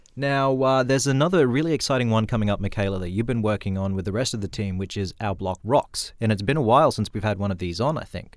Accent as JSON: {"language": "English", "town": "Broome", "region": "Western Australia", "country": "Australia", "tie": "born or raised there", "said": "growing up in Broome"}